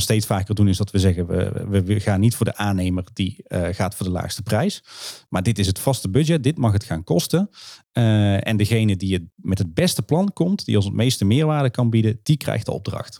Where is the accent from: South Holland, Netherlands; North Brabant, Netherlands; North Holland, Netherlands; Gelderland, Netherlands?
North Brabant, Netherlands; Kaatsheuvel; ik kom normaal uit Kaatsheuvel